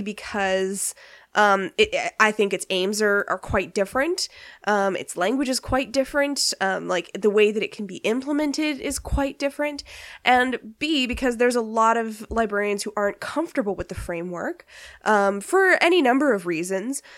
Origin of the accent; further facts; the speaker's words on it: Canada; being Canadian